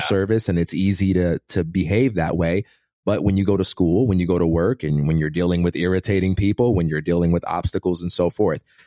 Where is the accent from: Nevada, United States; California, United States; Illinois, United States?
Illinois, United States; Chicago; also born or lived in Westchester, Illinois; I grew up in Chicago, Illinois, and I am the son of a pastor